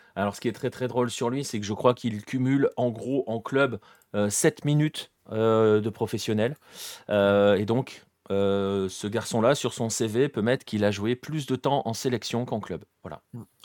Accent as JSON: {"language": "French", "country": "France", "said": "on est français"}